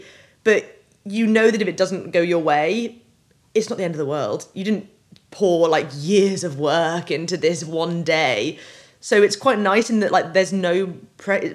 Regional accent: United Kingdom; I grew up on the Welsh borders on the east side, so it always felt like my home

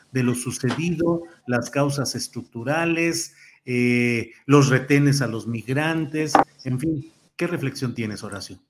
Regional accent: Torreón, Coahuila, Mexico; nací en Torreón, le voy al Santos Laguna

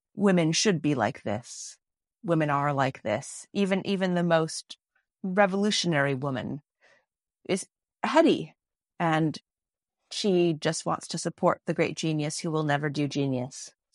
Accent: Canada; also in Canada. Not as much Canadian children's fiction or Y A fiction either growing up

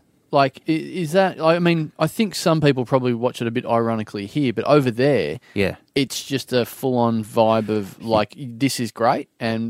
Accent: Australia; I'm an Aussie.

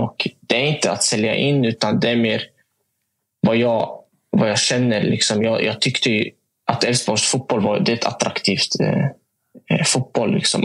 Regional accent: Motala, Östergötland, Sweden; moved away; hemma i Motala

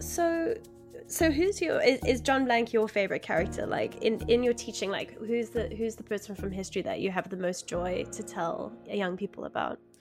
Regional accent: South Africa; I grew up in South Africa

